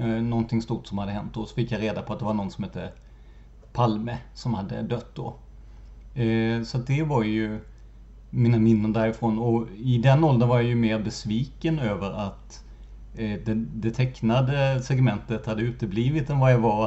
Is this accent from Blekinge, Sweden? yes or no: yes; Rödeby, Blekinge, Sweden; moved away; min hemort Rödeby